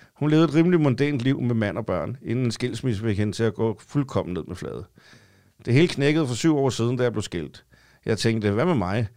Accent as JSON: {"language": "Danish", "town": "Copenhagen", "region": "Capital Region of Denmark", "country": "Denmark", "tie": "born or raised there", "said": "jeg har været i København i hele mit liv"}